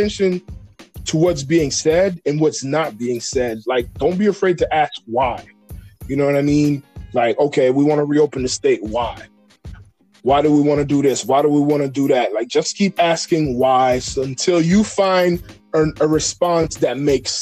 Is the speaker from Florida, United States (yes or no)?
yes; Kissimmee, Florida, United States; We're from Kissimmee